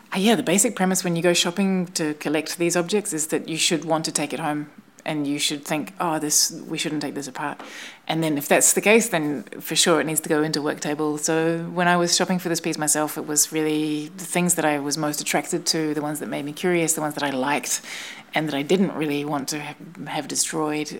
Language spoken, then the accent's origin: English; New Zealand; moved away; I'm from New Zealand